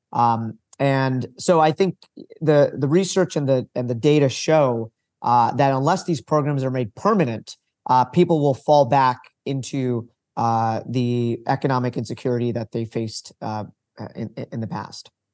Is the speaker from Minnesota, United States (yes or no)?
no; Long Island, New York, United States; moved away as an adult; also born or lived in Vermont; I grew up on Long Island